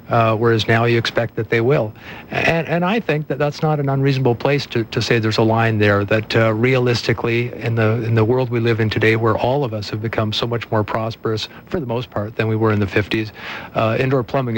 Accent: Canada

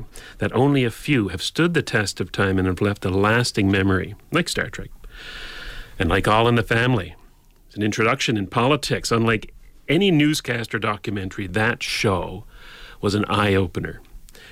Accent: St. John's, Newfoundland and Labrador, Canada; I grew up in St. John's, Newfoundland

